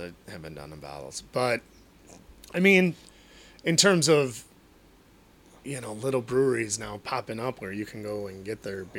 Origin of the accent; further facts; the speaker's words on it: Chicagoland area, Illinois, United States; born or raised there